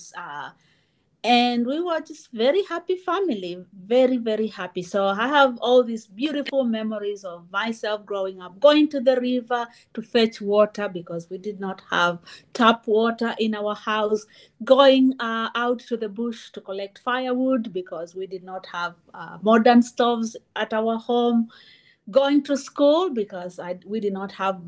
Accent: Kenyan coast, Kenya; also born or lived in Auburn, Alabama, United States; now in Urbana-Champaign, United States; I am currently living in Urbana-Champaign, and I grew up in the Kenyan coast.

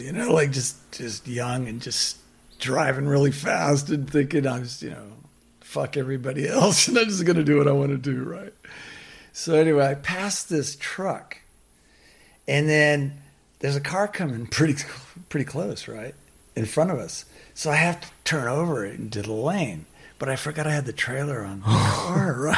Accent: United States; moved away as an adult; also born or lived in Santa Barbara, California; now in Byron Bay, Australia; I'm just from America

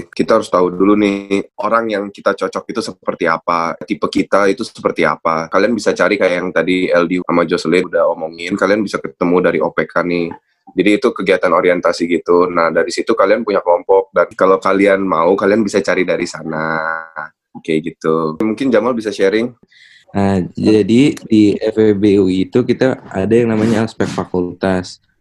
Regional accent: Jakarta, Indonesia; Ada yang dari kalau gue dari Jakarta ya nah kan kalau gue dari Jakarta terus ada juga yang dari luar Jawa

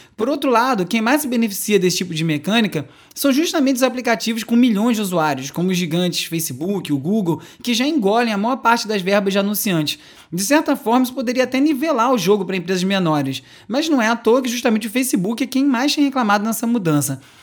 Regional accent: São José dos Pinhais, Paraná, Brazil; eu sou de São José dos Pinhais, do Paraná

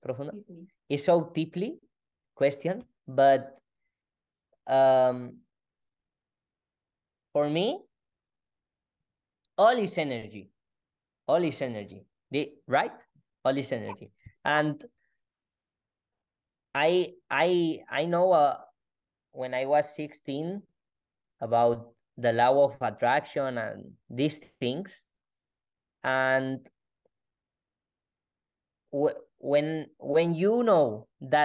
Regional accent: Spain; English is a second language; my English is not perfect because I am from Spain

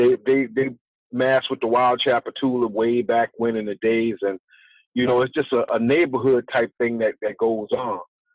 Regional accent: New Orleans, Louisiana, United States; also born or lived in Los Angeles; Born and raised in New Orleans. Back and forth, really, between New Orleans and Los Angeles.

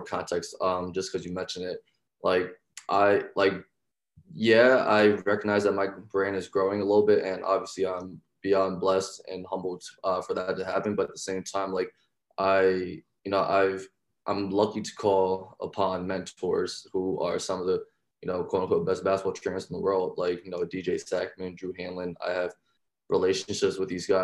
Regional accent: Deptford, New Jersey, United States; I'm originally from South Jersey, small town called Deptford.

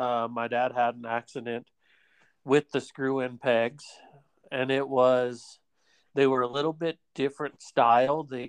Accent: Midwest, United States; moved away; I grew up in the Midwest

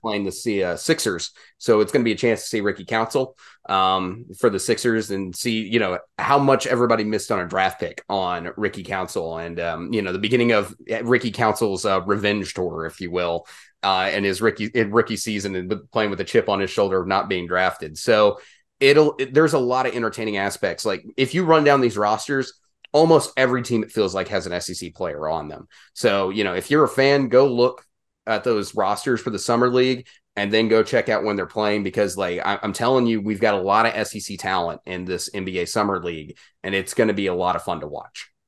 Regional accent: Arkansas, United States; I'm from Arkansas

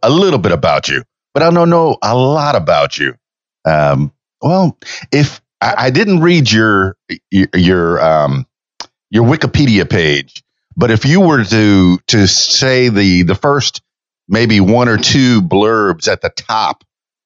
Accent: Miami, Florida, United States; moved away as an adult; now in Central Arkansas, United States; I'm born and raised in Miami and the Florida Keys

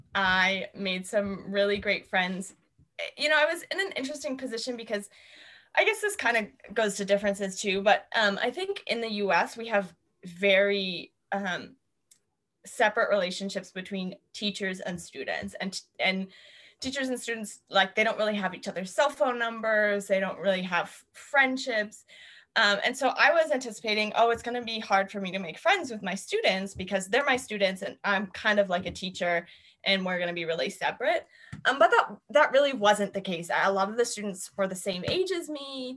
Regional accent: East Coast, United States; And I come from the East Coast of the US where like you don't really smile at people on the street

